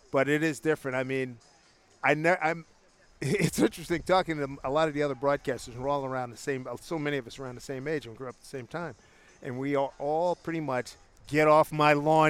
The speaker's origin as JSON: {"language": "English", "town": "Philadelphia", "region": "Pennsylvania", "country": "United States", "tie": "born or raised there", "said": "I grew up in Philly"}